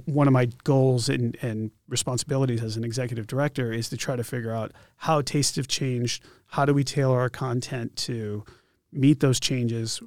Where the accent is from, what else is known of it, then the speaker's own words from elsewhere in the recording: Connecticut, United States; now in Concord, United States; I grew up in Connecticut